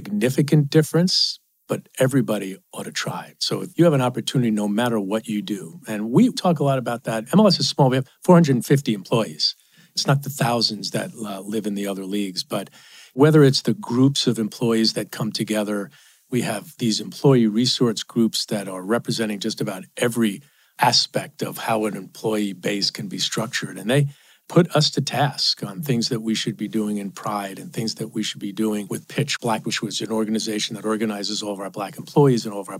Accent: New York City, New York, United States; I grew up in Queens, five people in a two-bedroom apartment

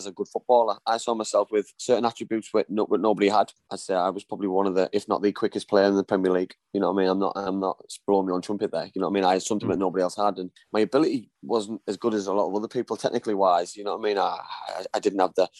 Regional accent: Middlesbrough, North East England, United Kingdom; I wasn't even the best player in my youth team at Middlesbrough

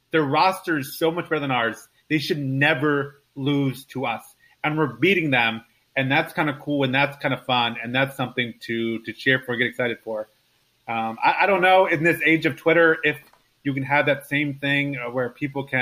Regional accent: Baltimore, Maryland, United States; these are the Orioles, I'm from Baltimore. This is my team.

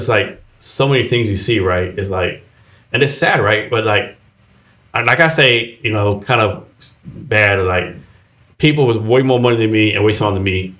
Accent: Texas, United States; I'm from Texas, right?

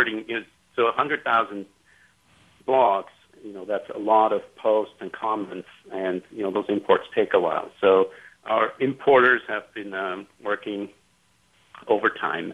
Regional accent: Switzerland; moved away as an adult; also born or lived in California; I grew up in Switzerland. And I moved to California when I was 19

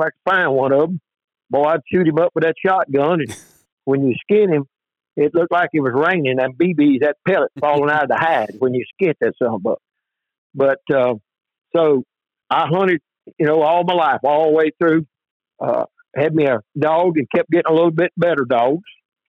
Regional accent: Sabine River bottom, Louisiana, United States; I was born down here on the Sabine River bottom in 1951. We live right on the edge of the bottom.

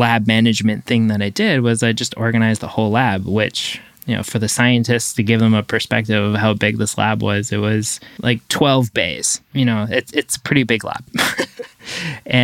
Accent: Canada; moved away as an adult; now in Los Angeles, United States; I'm French Canadian, so there was a huge asset, you know, to me was just being able to speak French

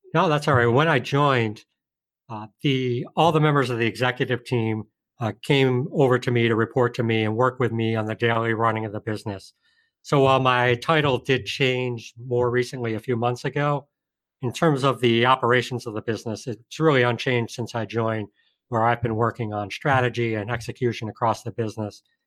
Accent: Colonie, New York, United States; I grew up just outside of Albany, New York, upstate New York, in a town called Colony.

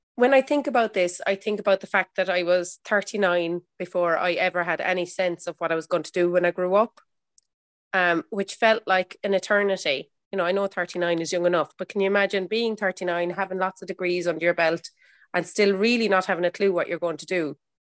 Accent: Ireland; I'm an Irish mammy

